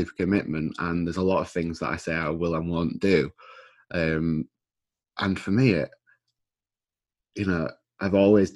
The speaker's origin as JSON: {"language": "English", "town": "Scarborough", "region": "Yorkshire and the Humber", "country": "United Kingdom", "tie": "born or raised there", "said": "I'm from Scarborough. I was born and raised in Scarborough."}